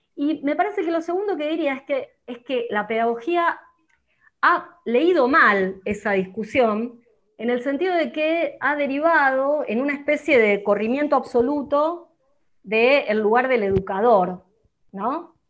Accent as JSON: {"language": "Spanish", "town": "Arroyo Seco", "region": "Santa Fe", "country": "Argentina", "said": "Soy de Arroyo Seco"}